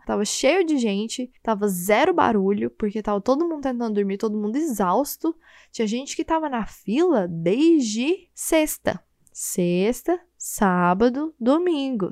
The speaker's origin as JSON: {"language": "Portuguese", "town": "Goiânia", "region": "Goiás", "country": "Brazil", "said": "Eu sou de Goiânia, né? Então eu sou acostumada com calor"}